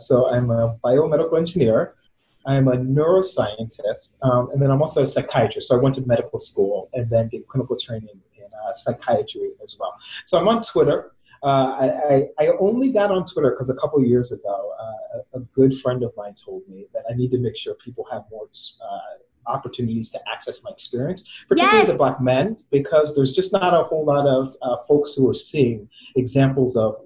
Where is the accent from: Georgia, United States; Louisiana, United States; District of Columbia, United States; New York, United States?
District of Columbia, United States; D.C.; also born or lived in Boston, Massachusetts / Baltimore, Maryland; I was born in Boston, grew up outside of Washington, D.C., went to school outside of Baltimore